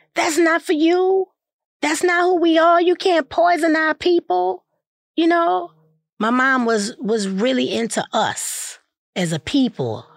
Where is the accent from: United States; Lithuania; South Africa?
United States; New Orleans, Louisiana; I was born in New Orleans, brought home from the hospital to my grandmother and grandfather's